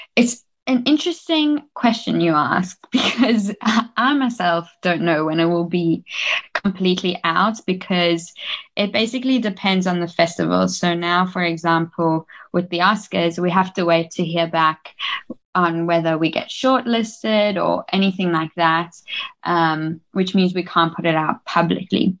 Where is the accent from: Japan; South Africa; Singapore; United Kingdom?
South Africa; Johannesburg, Gauteng; moved away as an adult; also born or lived in New York, United States / Los Angeles, United States; I was born in South Africa my whole life, raised in Johannesburg, and my parents are South African